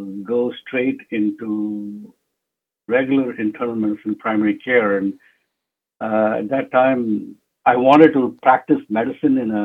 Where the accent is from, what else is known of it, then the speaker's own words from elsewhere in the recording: Jamshedpur, Jharkhand, India; also born or lived in Mumbai; now in United States; And then I was brought up in Jamshedpur, which is a town in eastern India